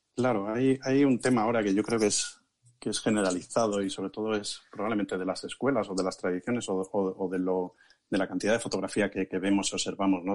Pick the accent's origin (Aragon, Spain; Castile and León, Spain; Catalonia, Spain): Castile and León, Spain; Ciudad Rodrigo; moved away as an adult; also born or lived in Vicálvaro, Madrid; now in Madrid, Spain; la comarca de donde viven mis padres todavía, donde yo me crié hasta los 18 años